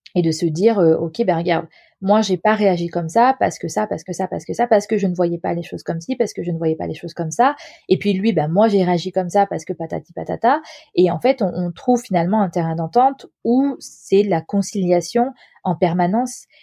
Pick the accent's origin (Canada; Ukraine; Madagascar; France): France; j'ai grandi en France